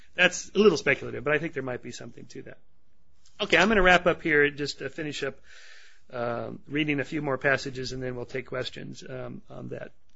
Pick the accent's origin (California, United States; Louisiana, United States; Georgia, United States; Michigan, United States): California, United States; I'm from California.